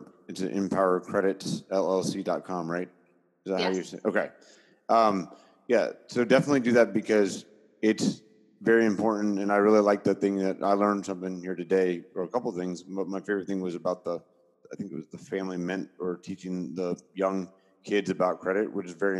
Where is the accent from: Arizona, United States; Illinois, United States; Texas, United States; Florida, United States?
Florida, United States; Tampa; moved away as an adult; also born or lived in St. Petersburg, Florida; now in Orlando, United States; born and raised in Tampa Bay, St. Pete to be exact, but in South Tampa, downtown Tampa is where I grew up.